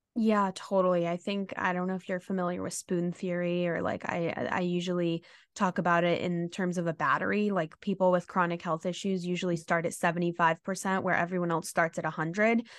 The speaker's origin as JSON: {"language": "English", "town": "New York City", "region": "New York", "country": "United States", "tie": "born or raised there", "said": "I grew up in New York City"}